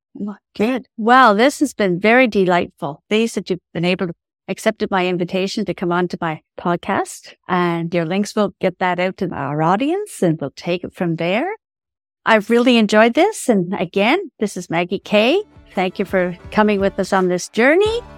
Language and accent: English; Ireland; I'm Irish